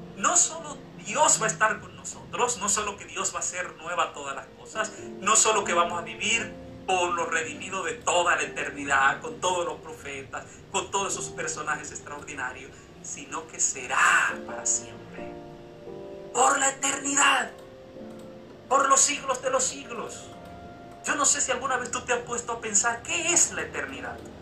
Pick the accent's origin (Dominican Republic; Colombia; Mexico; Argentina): Dominican Republic; en mi cédula dice que soy dominicano